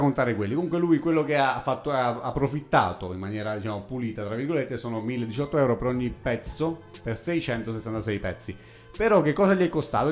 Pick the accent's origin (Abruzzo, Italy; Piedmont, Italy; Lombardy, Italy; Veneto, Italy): Abruzzo, Italy; Pescara; miei amici della, di Pescara, della mia città natale